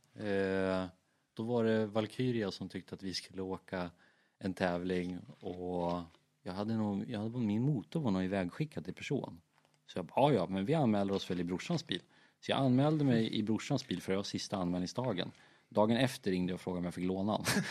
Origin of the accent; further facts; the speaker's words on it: Sweden; vi kom från Sverige